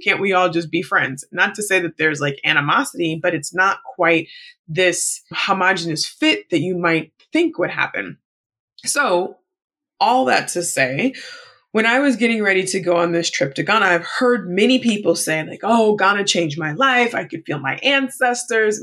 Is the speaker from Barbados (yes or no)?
no; United States; my status as an American, even though being Black American